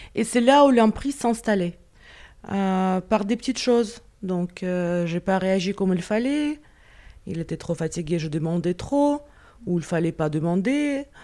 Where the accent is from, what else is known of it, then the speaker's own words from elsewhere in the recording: Moscow, Russia; French is a second language; moved away as an adult; now in France; j'ai laissé mon identité chez moi à Moscou